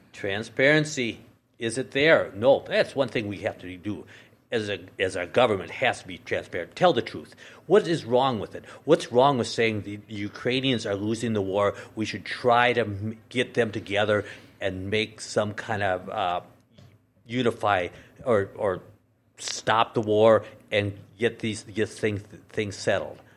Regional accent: Minnesota, United States; now in North Dakota, United States; I was born and raised in Minnesota.

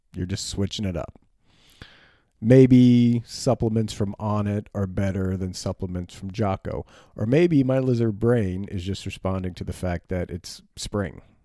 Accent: United States; as an American man

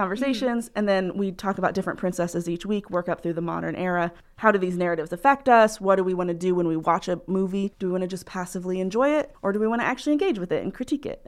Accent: Muncie, Indiana, United States; also born or lived in New Hampshire; I'm from here, um, in Muncie. uh, Indiana

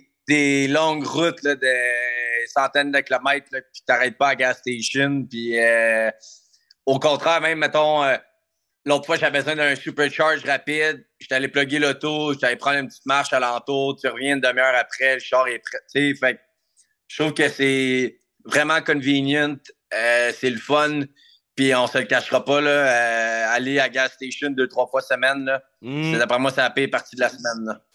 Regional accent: Quebec, Canada; on est des Québécois, on est fiers

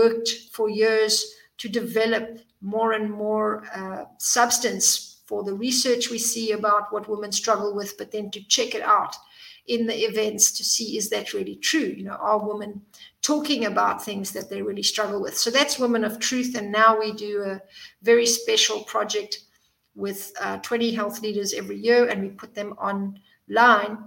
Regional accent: South Africa; moved away as an adult; also born or lived in Zimbabwe; now in Cyprus; I was born in Zimbabwe and grew up in South Africa and then moved here a few years back

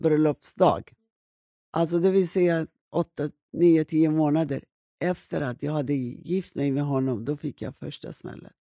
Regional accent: Iran; moved away as an adult; now in Sweden; Jag växte upp i Iran

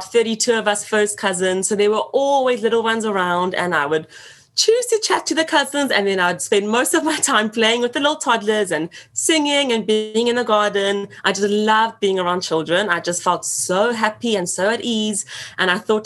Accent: Johannesburg, Gauteng, South Africa; moved away as an adult; now in London, United Kingdom; So I was born and raised in Johannesburg. So I spent my first 24 years of life living there.

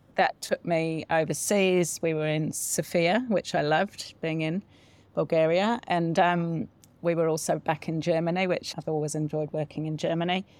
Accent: Solihull, West Midlands, United Kingdom; born or raised there; now in New Zealand

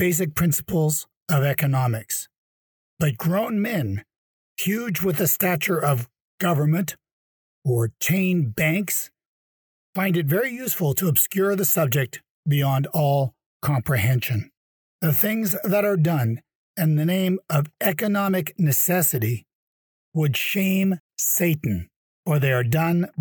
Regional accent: Canada; moved away; my home country, Canada

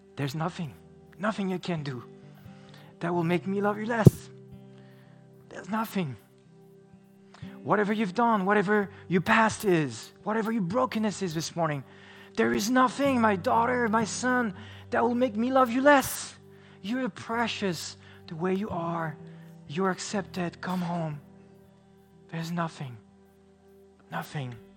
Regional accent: France; moved away; I grew up in France

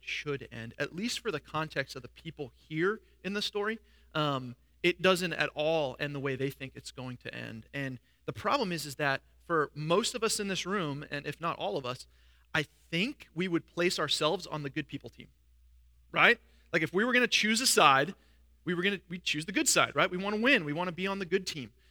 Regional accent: New York, United States; moved away as an adult; I was from New York

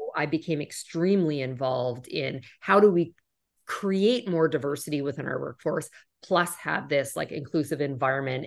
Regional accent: Canada; moved away as an adult; also born or lived in United States; I'm originally from Canada

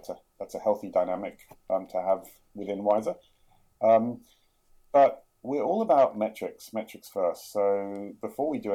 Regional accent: London, United Kingdom; moved away as an adult; also born or lived in Jerusalem, Israel / New York, United States; now in Sydney, Australia; I grew up in London, which you probably tell by the accent, but we actually spent 10 years in Israel

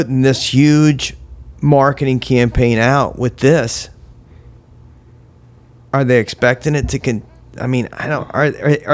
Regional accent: Florida, United States; we are from Florida

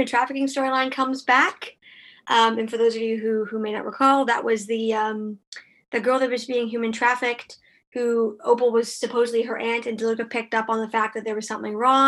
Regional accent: Canada; also born or lived in Ottawa; I'm Canadian

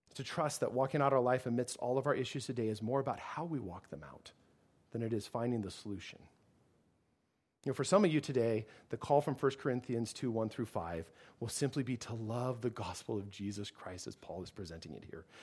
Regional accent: United States; as an American

